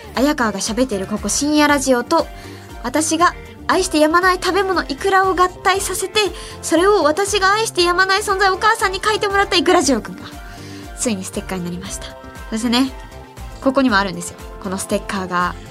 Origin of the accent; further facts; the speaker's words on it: Ehime, Japan; now in Tokyo, Japan; 私愛媛出身